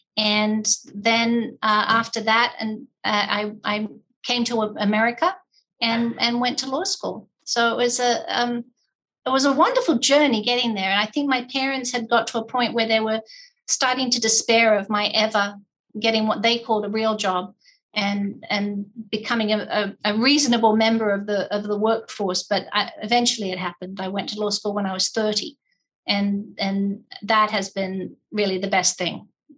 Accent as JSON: {"language": "English", "region": "England", "country": "United Kingdom", "tie": "born or raised there", "also_born_or_lived": "Australia", "said": "As I said, equal time in England and Australia. And I basically went back and forth. I'm a Navy brat."}